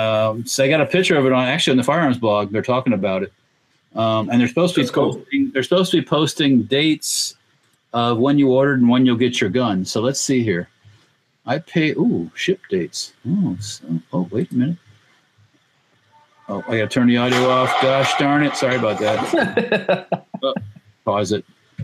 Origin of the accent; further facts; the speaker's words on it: Latvia; Whoa. Yeah, they were on eBay. I'm from Latvia, so